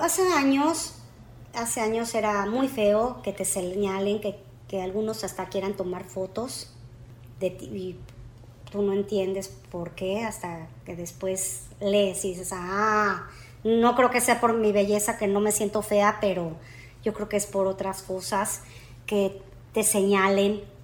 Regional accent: Mexico; now in United States; yo nací aquí, en Estados Unidos. Y como a los tres años me regreso a México, decisión de mis padres, nos regresamos

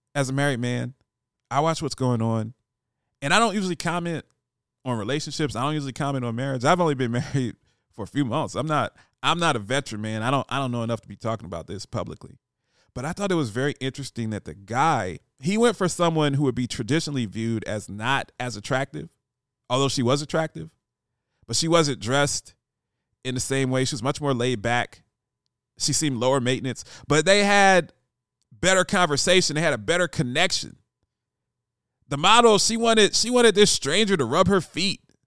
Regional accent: Columbus, Ohio, United States; moved away; my boys from back home in Columbus that I grew up

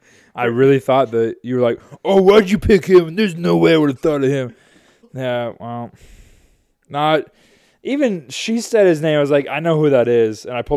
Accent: Kansas City, Missouri, United States; I'm from Kansas City, Missouri.

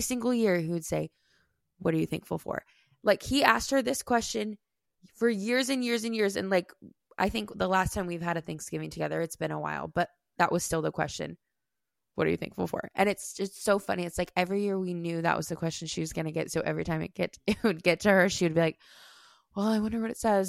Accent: Iowa, United States; I grew up in Iowa

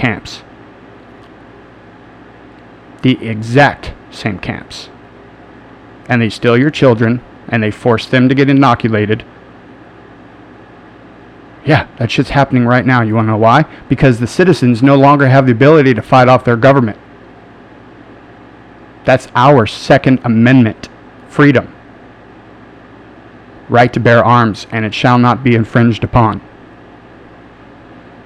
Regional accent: United States

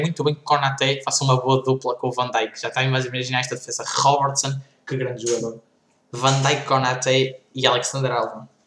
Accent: Portugal

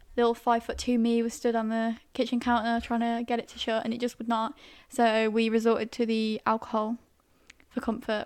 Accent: Staffordshire, West Midlands, United Kingdom; I'm originally from Staffordshire, near Birmingham

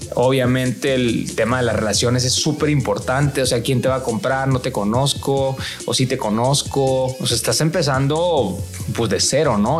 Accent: Mexico; los que somos mexicanos

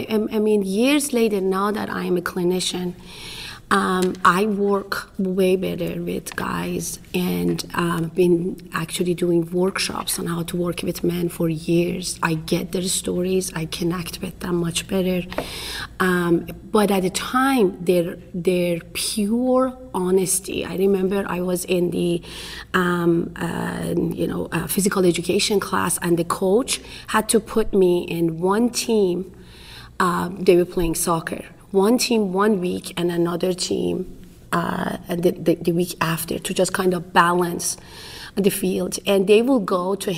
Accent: Iran; English is a second language; moved away as an adult; now in United States; I'm originally from Iran.

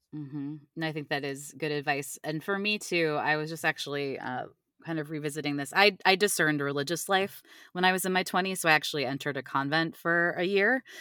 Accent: Cleveland, Ohio, United States; now in Virginia, United States; I live in Virginia now, but I'm originally from Cleveland, Ohio

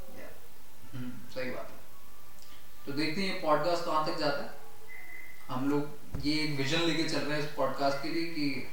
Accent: Alwar, Rajasthan, India; now in Gurgaon, India; राजस्थान में एक छोटा सा जिला है नाम अलवर है उस जिले से हम बिलोंग करते हैं

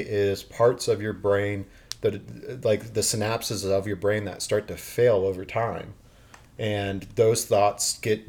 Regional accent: Ohio, United States; now in Florida, United States; I'm from Ohio.

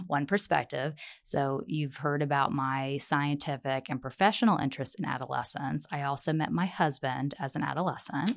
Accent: Virginia, United States; now in Colorado, United States; I was born in Virginia, but Colorado is my home at heart

